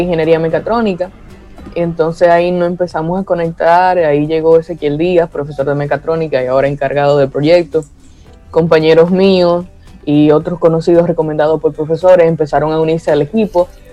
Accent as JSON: {"language": "Spanish", "town": "Tenares", "region": "Hermanas Mirabal", "country": "Dominican Republic", "said": "soy de Tenares, Hermanas Mirabal"}